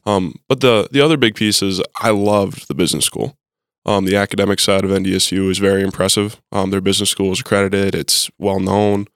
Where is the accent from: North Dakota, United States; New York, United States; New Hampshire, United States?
North Dakota, United States; Mandan; moved away as an adult; now in Fargo, United States; I am originally from Mandan, North Dakota. Um, I am a in-state kid.